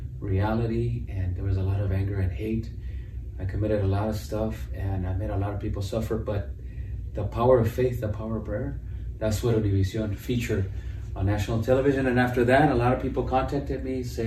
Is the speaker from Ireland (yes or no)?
no; Los Angeles, California, United States; I grew up in East LA I was born there and I grew up there